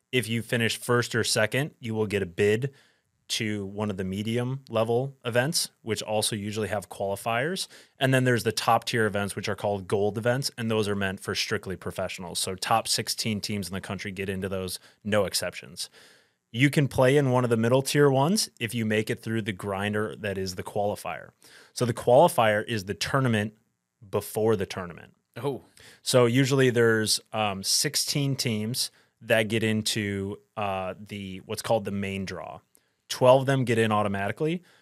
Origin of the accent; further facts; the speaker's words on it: Buffalo, New York, United States; Um, I'm from Buffalo, so I really like getting chicken wings.